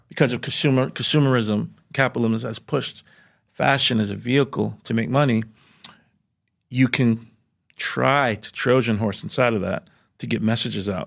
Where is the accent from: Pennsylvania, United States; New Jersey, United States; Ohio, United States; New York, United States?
New York, United States; New York City; growing up in Jamaica, Queens, at that time in the nine, in the nineties